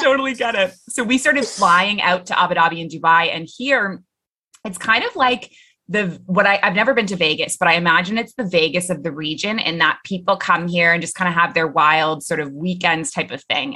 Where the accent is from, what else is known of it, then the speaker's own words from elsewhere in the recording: Toronto, Ontario, Canada; moved away as an adult; now in Middle East; I'm originally from Toronto